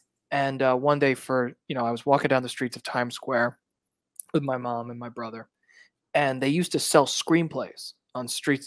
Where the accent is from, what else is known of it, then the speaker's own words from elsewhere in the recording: New York City, New York, United States; moved away as an adult; now in Los Angeles, United States; I'm from Brooklyn, New York. Yeah, originally. Okay. I've been in Los Angeles now for 10 years, but I am always a New Yorker at heart. I grew up in the city.